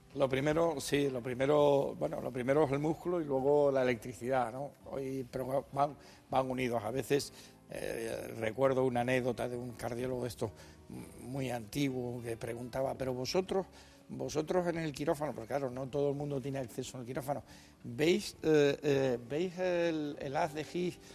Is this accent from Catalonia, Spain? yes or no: no; Canary Islands, Spain; moved away; yo que soy canario de nacimiento